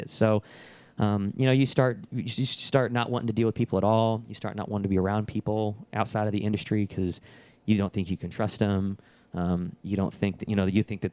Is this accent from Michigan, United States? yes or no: no; Dallas, Texas, United States; also born or lived in Lubbock, Texas / League City, Texas; I'm originally from the Dallas-Fort Worth area. I graduated high school up there